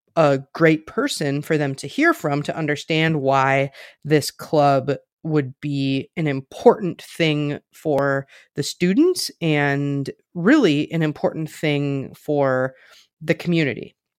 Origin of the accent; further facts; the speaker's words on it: Richland Center, Wisconsin, United States; moved away as an adult; now in Minneapolis, United States; I am from a very small town in rural Southwest Wisconsin. It's called Richland Center